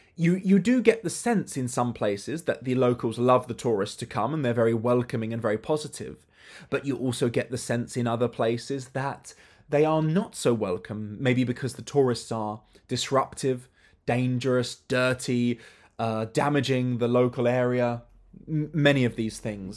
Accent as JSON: {"language": "English", "country": "United Kingdom", "said": "as a child and as a teenager, I traveled with my family, but family holidays are different, especially as a British family"}